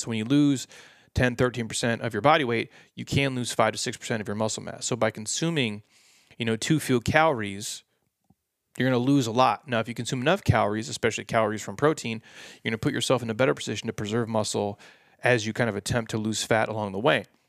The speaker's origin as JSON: {"language": "English", "region": "Midwest", "country": "United States", "tie": "born or raised there", "said": "I grew up in the Midwest"}